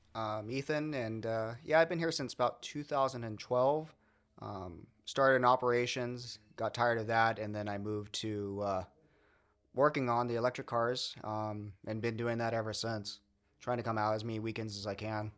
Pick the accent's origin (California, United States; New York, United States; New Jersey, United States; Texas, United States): California, United States; Redlands; I kinda did grow up locally. I grew up in Redlands